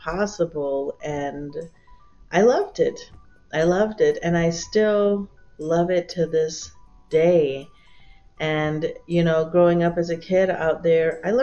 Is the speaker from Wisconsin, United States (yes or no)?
no; Tohono O'odham Nation, Arizona, United States; as a kid growing up on the Thonautum Nation, I grew up in two villages, one called Gatka, which is where my mother is from, and one called Okchin, which is where my father is from